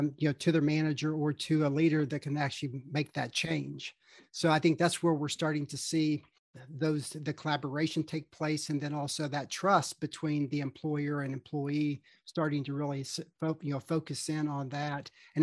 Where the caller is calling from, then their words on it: Charlotte, North Carolina, United States; I am located in Charlotte, North Carolina.